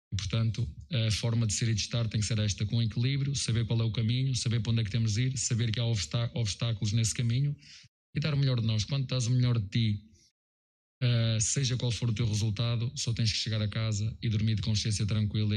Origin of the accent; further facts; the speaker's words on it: Portugal; moved away as an adult; now in Brazil; sou português, da Europa, de Portugal